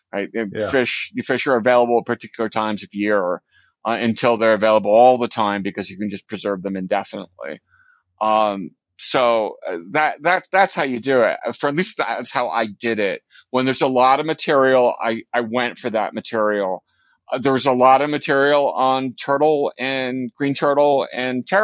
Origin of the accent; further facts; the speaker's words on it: Princeton, New Jersey, United States; when I was growing up in Princeton